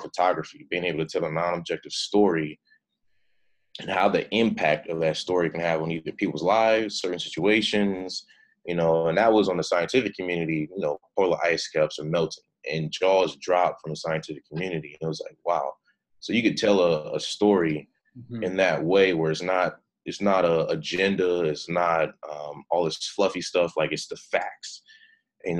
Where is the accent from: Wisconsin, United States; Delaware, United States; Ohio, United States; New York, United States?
Ohio, United States; Cleveland; moved away as an adult; now in Austin, United States; I'm originally from Cleveland, Ohio. Moved to Austin March of 2015.